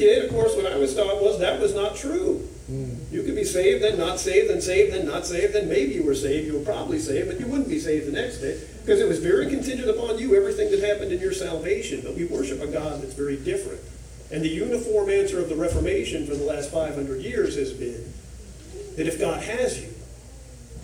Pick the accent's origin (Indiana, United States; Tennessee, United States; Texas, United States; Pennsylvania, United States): Texas, United States; Duncanville; moved away as an adult; now in Memphis area, United States; I grew up in a small horse ranch town called Duncanville outside of Dallas